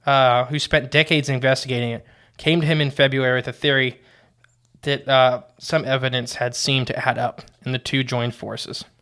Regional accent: Ohio, United States; We're from No Name Ohio.

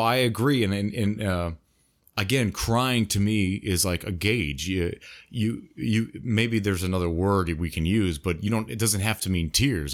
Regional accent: United States; I'm from the U.S., the United States

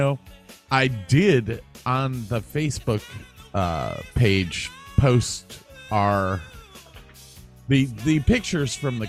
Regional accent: United States; I am an American

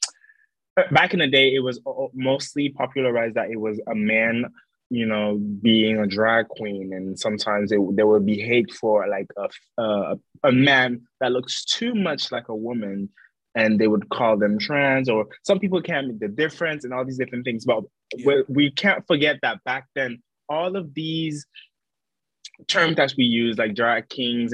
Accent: St. Martin; moved away; I'm not from America, and you can hear it, but I'm actually from the Caribbean. I'm actually from St. Martin, and I'm actually French

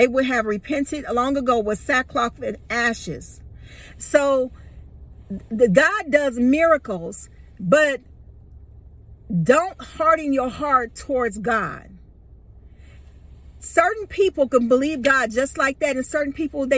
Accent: Chicago, Illinois, United States; also born or lived in Georgia / Atlanta; now in Texas, United States; I'm originally from Chicago, but I've lived in Georgia for 27 years before I moved to Texas

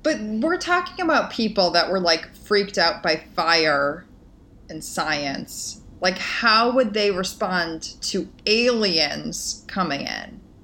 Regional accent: Midwest, United States; growing up in the Midwest

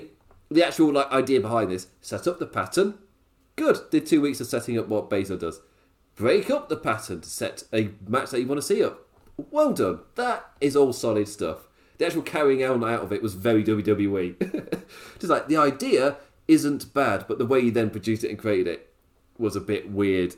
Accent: United Kingdom; as a British person

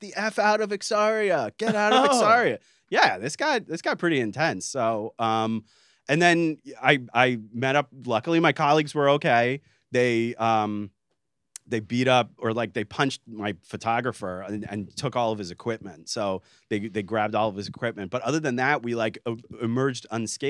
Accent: United States; I'm an American

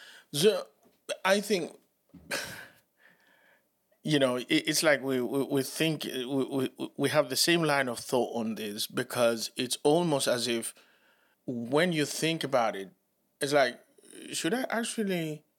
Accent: Reading, South East England, United Kingdom; And it is because I'm from Reading, a working class family from an estate.

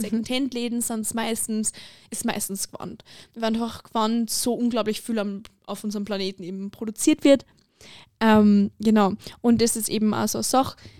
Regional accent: Lower Austria, Austria; moved away as an adult; now in Carinthia, Austria; Ich komme ursprünglich aus Niederösterreich

